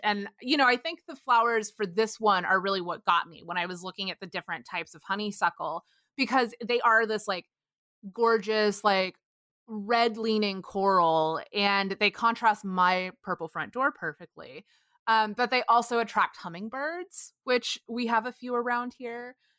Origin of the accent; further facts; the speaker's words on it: Texas, United States; where I grew up in Texas